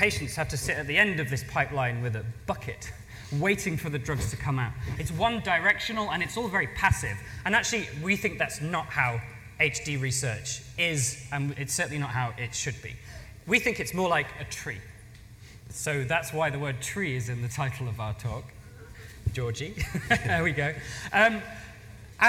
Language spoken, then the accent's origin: English; England, United Kingdom; I'm the English one